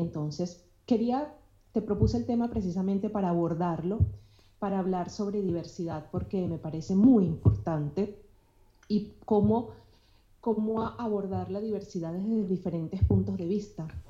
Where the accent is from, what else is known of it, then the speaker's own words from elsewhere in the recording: Venezuela; also born or lived in Colombia; now in United States; soy venezolana y en mi, en mi país se viven encuentros de diversidad